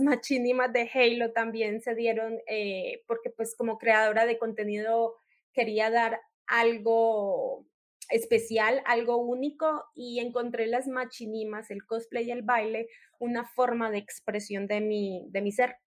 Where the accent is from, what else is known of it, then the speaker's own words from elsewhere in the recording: Colombia; moved away as an adult; now in Mexico; yo soy una colombiana que reside acá en México ya hace seis años